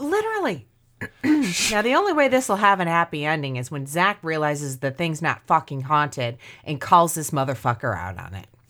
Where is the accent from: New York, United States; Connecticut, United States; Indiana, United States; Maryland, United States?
Indiana, United States; growing up in Indiana and living in Indiana most of my life